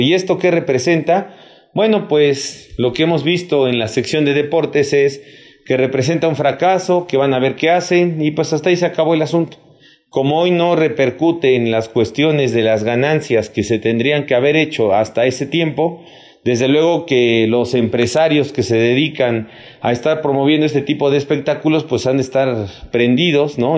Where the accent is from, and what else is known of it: Mexico